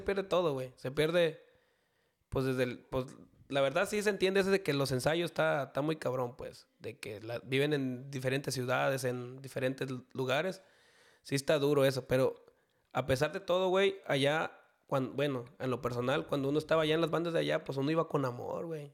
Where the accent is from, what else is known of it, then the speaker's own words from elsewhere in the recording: Tuxcacuesco, Jalisco, Mexico; originario de Tuscacuesco, Jalisco